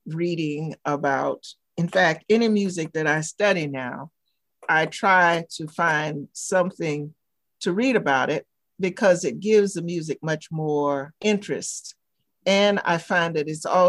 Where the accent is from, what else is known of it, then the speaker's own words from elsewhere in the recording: the South, United States; moved away as an adult; also born or lived in New Haven, Connecticut; growing up in the South